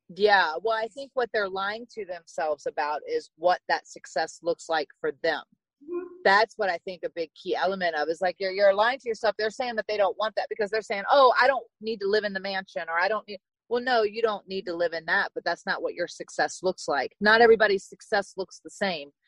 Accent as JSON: {"language": "English", "region": "small town in Virginia", "country": "United States", "tie": "born or raised there", "said": "I'm from Virginia, so small town in Virginia. And I grew up riding horses"}